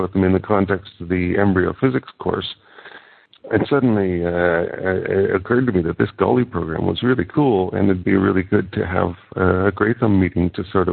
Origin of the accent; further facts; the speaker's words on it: Canada; now in Netherlands; I'm living in the Netherlands, although I'm originally Canadian